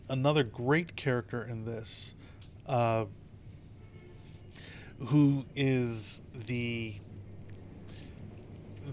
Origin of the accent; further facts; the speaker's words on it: United States; as an American